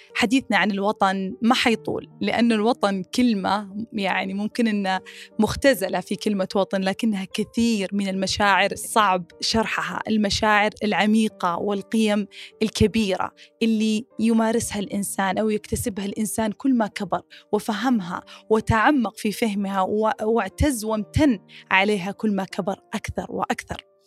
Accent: Saudi Arabia; من السعوديه

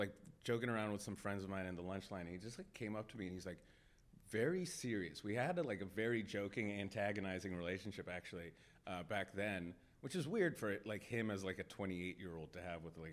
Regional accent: Pittsburgh, Pennsylvania, United States; moved away as an adult; now in Los Angeles, United States; So I've lived in LA for close to 8 years now. I'm from Pittsburgh

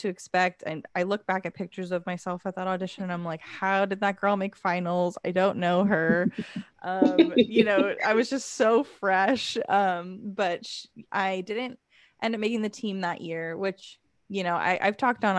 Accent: Los Angeles County, the South Bay, California, United States; also born or lived in Sonoma County, California; I grew up in Los Angeles County, the South Bay.

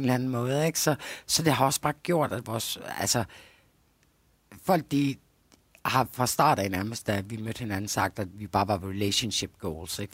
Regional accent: Denmark; jeg kommer fra Jylland

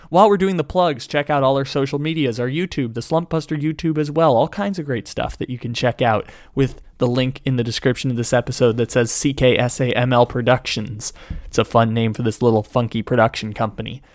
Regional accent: San Diego, California, United States; also born or lived in Sacramento; I am from San Diego, California. I was born there and raised there.

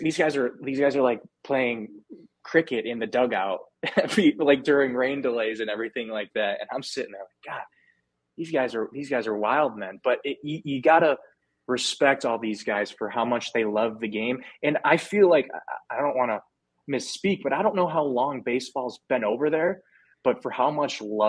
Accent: United States; I'm from America

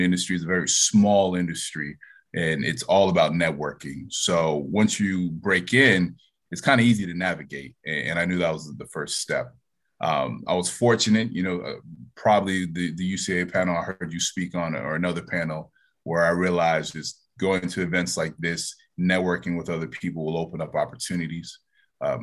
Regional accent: Central Florida, United States; moved away as an adult; also born or lived in upstate New York; I'm originally from Central Florida

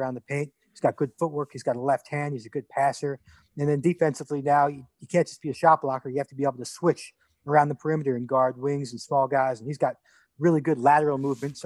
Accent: New York, United States; I grew up in New York.

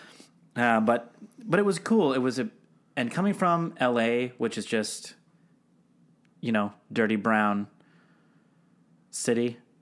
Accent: Seattle, Washington, United States; moved away; I grew up in Seattle adjacent, basically. But yeah, basically in Seattle, which I don't know if it's a, would you call it a major city? It's a big old city.

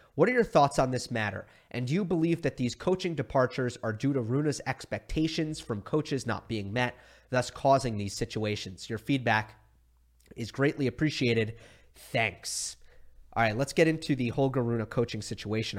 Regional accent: New York, United States; moved away; my best friends who I grew up with in New York

